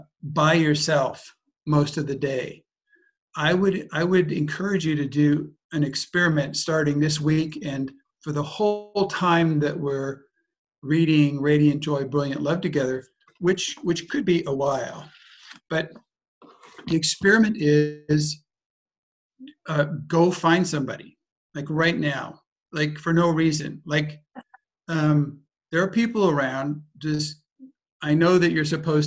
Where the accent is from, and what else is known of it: United States; moved away; also born or lived in Germany / Austria / France